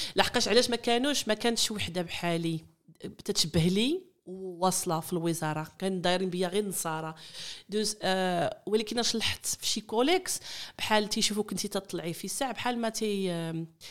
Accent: Netherlands; born or raised there; moved away as an adult; also born or lived in Morocco; now in Shanghai, China

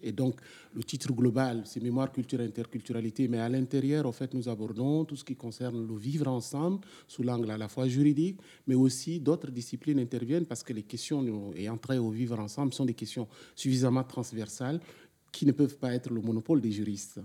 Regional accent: Chad; moved away as an adult; also born or lived in N'Djamena; now in France; j'ai fait mon parcours d'abord dans, dans, mon pays d'origine, le Tchad

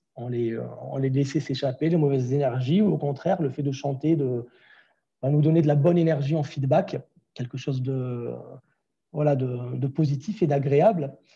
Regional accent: Grenoble, Auvergne-Rhône-Alpes, France; moved away as an adult; also born or lived in Toulouse; je suis parti de Grenoble, je suis arrivé sur Toulouse euh, pour faire ces études-là

